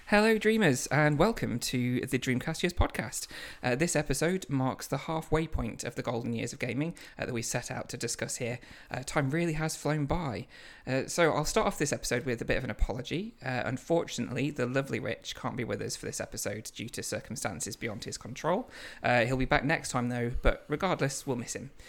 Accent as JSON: {"language": "English", "town": "Lincoln", "region": "East Midlands", "country": "United Kingdom", "said": "we're both from Lincoln"}